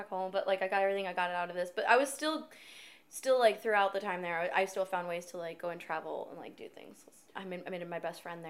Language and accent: English; United States; I'm not from Canada. I'm from America.